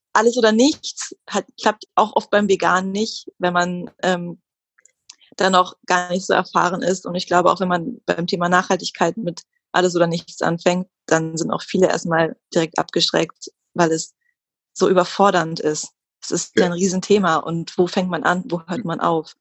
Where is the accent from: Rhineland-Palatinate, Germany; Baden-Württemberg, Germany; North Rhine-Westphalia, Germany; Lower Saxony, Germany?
Lower Saxony, Germany; Hildesheim; moved away as an adult; now in Hamburg, Germany; bin aufgewachsen in Hildesheim, das ist bei Hannover, wohne jetzt seit zwei Jahren in Hamburg